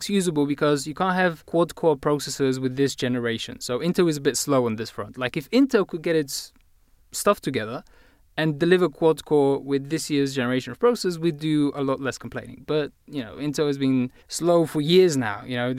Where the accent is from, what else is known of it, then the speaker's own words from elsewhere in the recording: Bulgaria; accent: British; I am, in fact, Bulgarian, even though my accent is totally British.